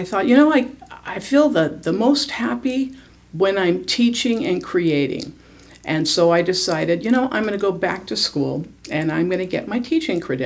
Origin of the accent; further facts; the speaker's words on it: San Jose, California, United States; moved away as an adult; I'm a Californian. We moved here 2.5 years ago now, and love it. But I am originally from Northern California near San Jose.